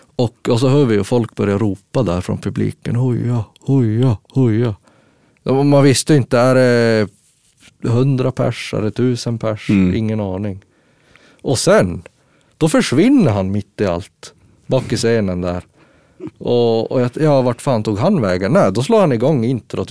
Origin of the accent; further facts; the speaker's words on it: Gällivare, Norrbotten County, Sweden; Vi är ju från Gällivare då och det mm. ligger ju jättehögt upp.